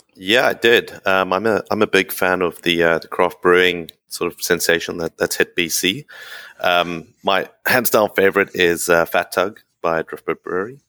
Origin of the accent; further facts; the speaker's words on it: South Africa; moved away as an adult; also born or lived in United Kingdom / Vancouver, Canada; now in Saudi Arabia; born and bred in South Africa. Uh, did did all my schooling over there